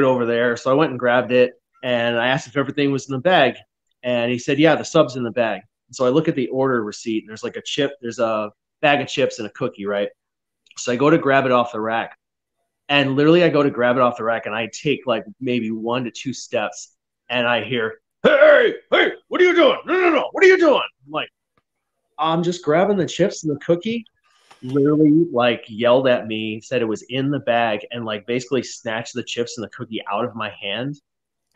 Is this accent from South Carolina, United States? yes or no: no; Rochester, New York, United States; now in Pacific Northwest, United States; I'm from Rochester, New York